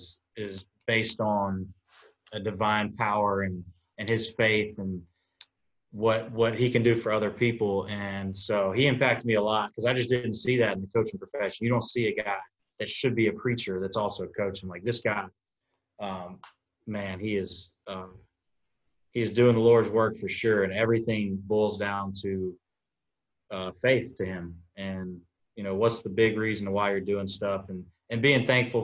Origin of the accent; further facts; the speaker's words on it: Tuscaloosa, Alabama, United States; moved away; I grew up in Tuscaloosa for a part of my life